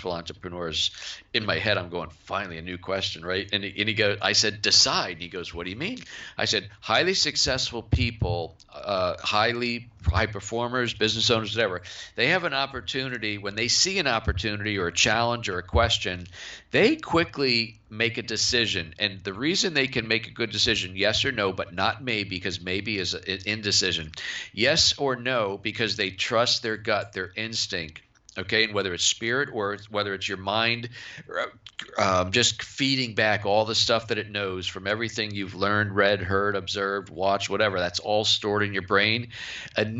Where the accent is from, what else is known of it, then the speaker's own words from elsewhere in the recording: Cape Cod, Massachusetts, United States; I grew up on Cape Cod